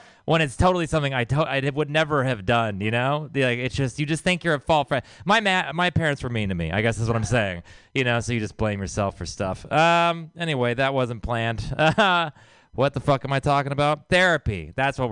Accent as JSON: {"language": "English", "region": "Texas", "country": "United States", "said": "I am from Texas"}